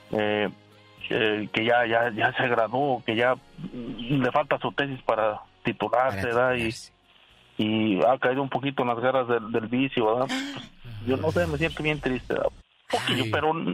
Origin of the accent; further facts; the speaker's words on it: Michoacán, Mexico; moved away as an adult; Yo este, soy michoacano.